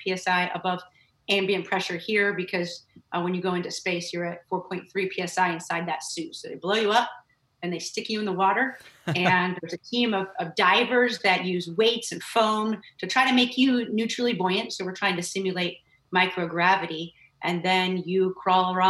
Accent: Northern California, United States; moved away as an adult; I grew up in Northern California with my family

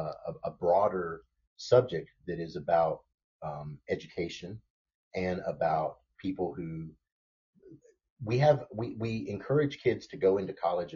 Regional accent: Jacksonville, Florida, United States; I grew up on Northside

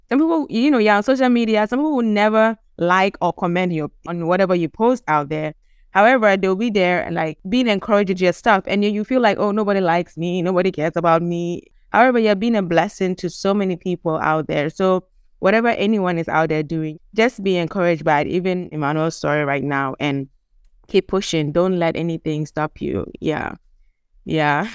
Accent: Gambia; also born or lived in Ghana; we are from Ghana, but we grew up in the Gambia.

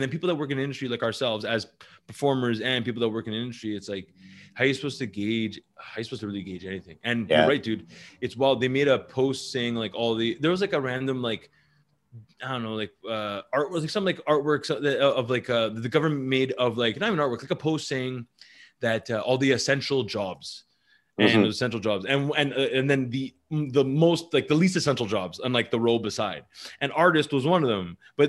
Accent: North Shore, Quebec, Canada; I grew up in North Shore

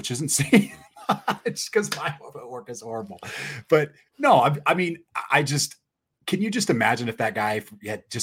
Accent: Utah, United States; I tell people I'm from Utah

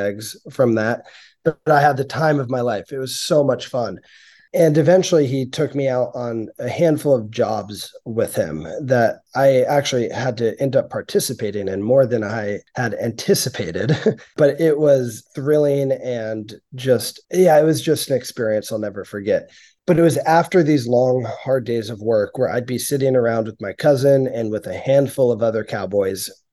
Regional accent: San Francisco, California, United States; now in Sausalito, United States; I grew up in San Francisco

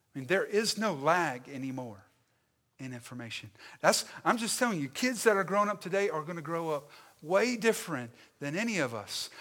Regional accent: Stanly County and the Lowcountry, South Carolina, United States; I am from the South. I am distinctively Southern, all right? My origins are wrapped up in Stanley County and in Lower State, South Carolina.

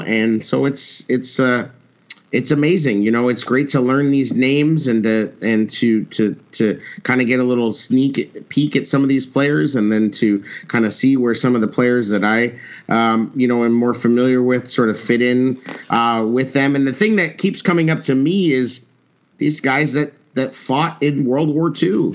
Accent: Albuquerque, New Mexico, United States; I grew up in Albuquerque, New Mexico

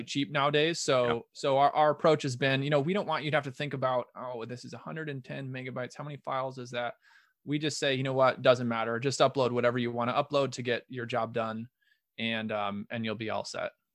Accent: Omaha, Nebraska, United States; moved away as an adult; now in Rochester, United States; I'm originally from Omaha, Nebraska and moved to Minnesota um, for love to get married

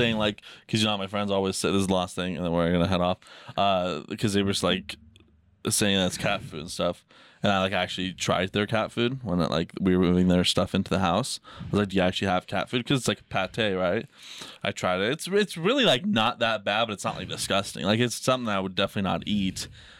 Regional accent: Bosnia & Herzegovina; now in Boise, United States; Because I'm from Bosnia, I'm pretty much Russian.

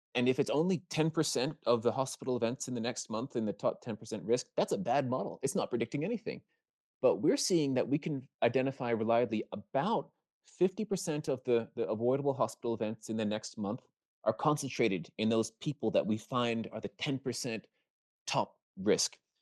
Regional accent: Maryland, United States; I'm from Maryland

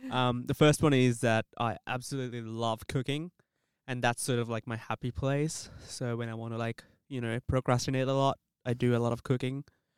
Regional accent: Sri Lanka; moved away as an adult; now in Melbourne, Australia; I actually grew up in Sri Lanka

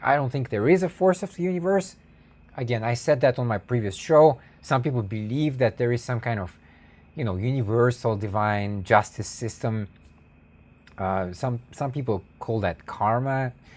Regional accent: United States; I'm an American white pe-, person

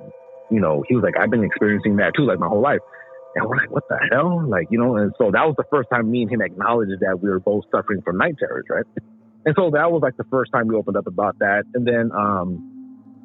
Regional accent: Inland Empire, San Bernardino County, California, United States; also born or lived in Los Angeles, California; I was born in LA and then I grew up in the Inland Empire, which is next door neighbors to LA, the neighboring county, San Bernardino County.

